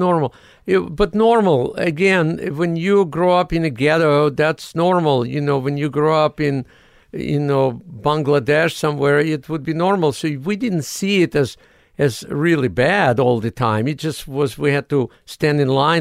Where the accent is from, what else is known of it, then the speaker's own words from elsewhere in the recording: Odesa, Odesa Oblast, Ukraine; English is a second language; moved away as an adult; now in United States; I'm from Odessa, Ukraine.